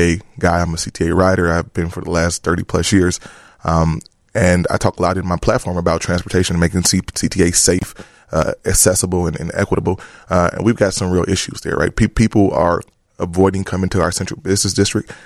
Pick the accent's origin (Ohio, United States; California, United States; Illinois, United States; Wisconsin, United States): Illinois, United States; Chicago; also born or lived in New Orleans; back home here in, in, in my, in my hometown.